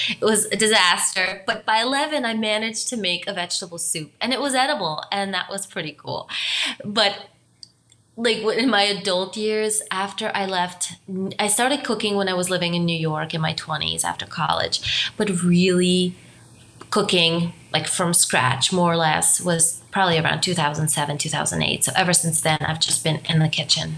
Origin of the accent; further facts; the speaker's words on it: Romania; moved away; also born or lived in Germany; my background is I'm Romanian. I'm from Romania. I also spent some time in Germany